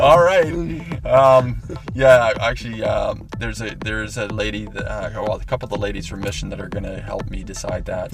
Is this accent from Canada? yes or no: yes; Okanagan, British Columbia, Canada; I grew up racing in the Okanagan